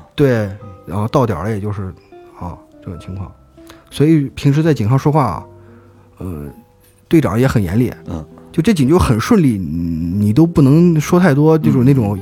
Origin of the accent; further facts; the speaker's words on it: Xinjiang, China; 我们新疆人